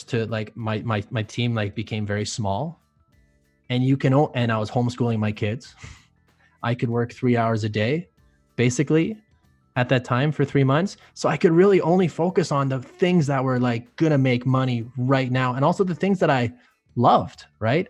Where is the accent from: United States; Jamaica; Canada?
Canada; being a Canadian